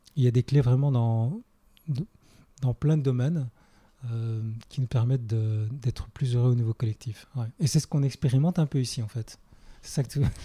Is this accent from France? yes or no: no; Belgium; moved away; je viens de Belgique à la base.